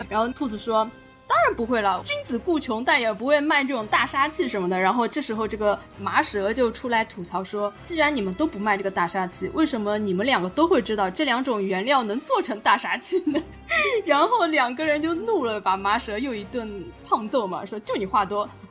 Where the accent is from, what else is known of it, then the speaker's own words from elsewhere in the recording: China; 还是觉得我们中国人还是像，就是拿以前的那种眼光来看我们